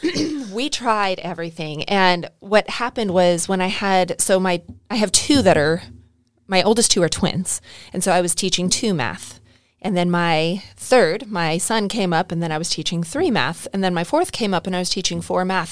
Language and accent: English; California, United States; now in Arkansas, United States; I grew up in California